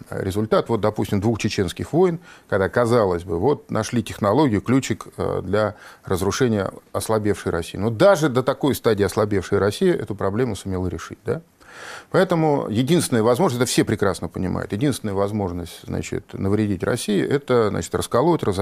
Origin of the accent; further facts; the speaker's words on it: Northern Kyrgyzstan, Kyrgyzstan; Мы, киргизи, делимся на северян и южан. Я северянин, южане ближе к узбекам.